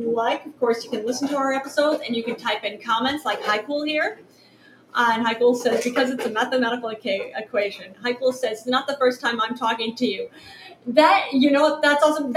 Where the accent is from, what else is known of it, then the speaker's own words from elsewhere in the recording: New York City, New York, United States; We're from New York City. New York, New York.